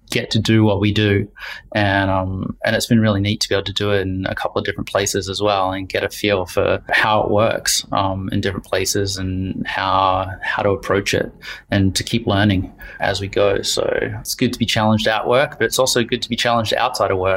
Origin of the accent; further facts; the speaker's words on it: Wellington, New Zealand; also born or lived in Australia / Vancouver, Canada; now in London, United Kingdom; Uh, Wellington, New Zealand. Been a long route to, to London in the UK. So a little bit of time in Australia and some university there, and then um, a long time in, in Vancouver, enjoying the mountains in BC.